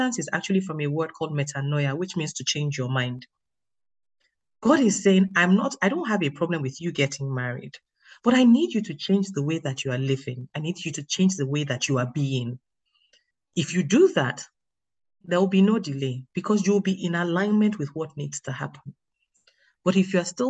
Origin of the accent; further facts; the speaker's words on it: Nigeria; now in United Kingdom; I'm Nigerian. I live in the UK, so I'm sort of, they say I'm British Nigerian